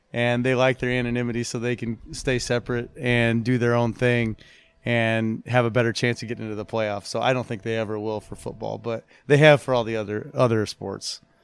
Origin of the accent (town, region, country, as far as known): South Bend, Indiana, United States; born or raised there; moved away as an adult; also born or lived in New Jersey / Scotland